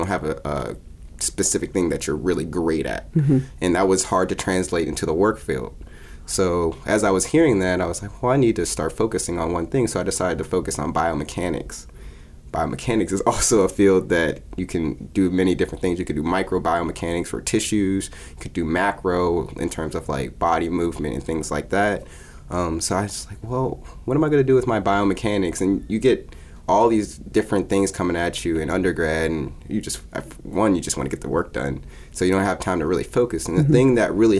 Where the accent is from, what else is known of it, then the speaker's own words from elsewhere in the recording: Pittsburgh, Pennsylvania, United States; also born or lived in Baton Rouge, Louisiana; I'm from Pittsburgh, Pennsylvania. I live there with my mom and my dad.